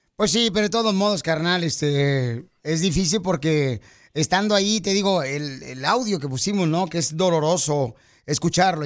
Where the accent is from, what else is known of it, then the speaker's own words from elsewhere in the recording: Monterrey, Nuevo León, Mexico; Así somos los de Monterrey